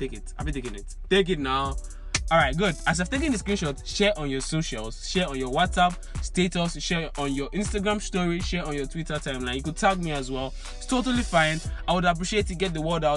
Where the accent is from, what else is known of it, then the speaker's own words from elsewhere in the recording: Agege, Lagos, Nigeria; I'm an agege boy